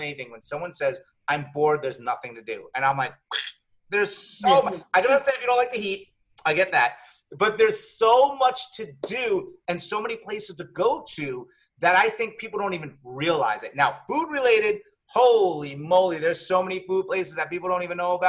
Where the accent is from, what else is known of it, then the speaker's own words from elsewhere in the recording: Long Island, New York, United States; now in Riverview, United States; I grew up in Long Island